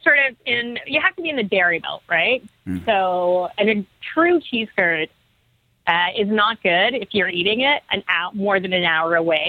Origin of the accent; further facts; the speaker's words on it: Toronto, Ontario, Canada; I'm from Toronto.